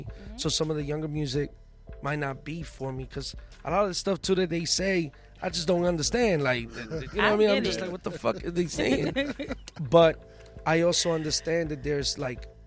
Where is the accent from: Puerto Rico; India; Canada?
Puerto Rico; moved away; also born or lived in New York / Philadelphia; I was born in Puerto Rico, you know, have ties in New York and in Philly